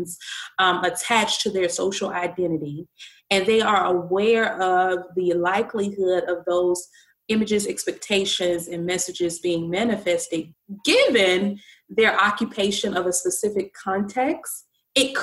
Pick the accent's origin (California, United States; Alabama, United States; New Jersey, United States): Alabama, United States; Birmingham; growing up in the South, grew up in Birmingham, Alabama